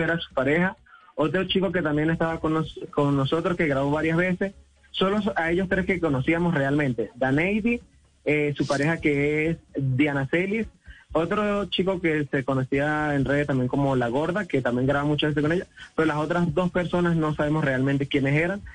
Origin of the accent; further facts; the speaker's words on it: Venezuela; now in Colombia; nosotros realmente somos venezolanos